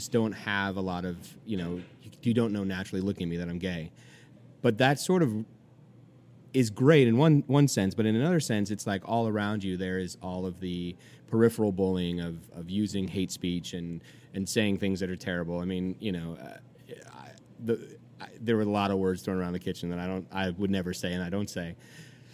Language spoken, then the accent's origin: English; California, United States; moved away as an adult; also born or lived in Georgia; now in New York, United States; I'm from California. You know, we're a pretty, pretty liberal state.